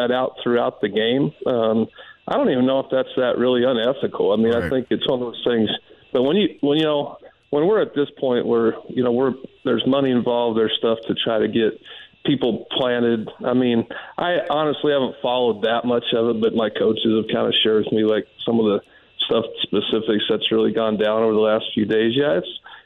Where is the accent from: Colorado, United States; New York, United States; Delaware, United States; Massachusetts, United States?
Colorado, United States; Denver; moved away; growing up in Denver, being a Denver Broncos fan